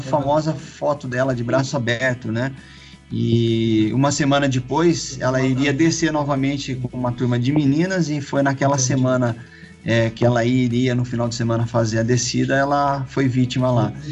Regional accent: Campinas, São Paulo, Brazil; eu sou de Campinas

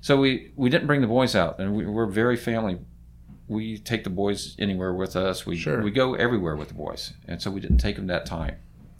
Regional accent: Florida, United States; moved away as an adult; now in San Diego, United States; I'm from Florida.

